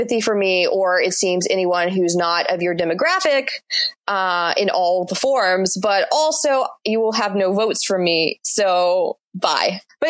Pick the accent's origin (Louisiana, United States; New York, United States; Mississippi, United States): Mississippi, United States; Mississippi, to just use my home state as an example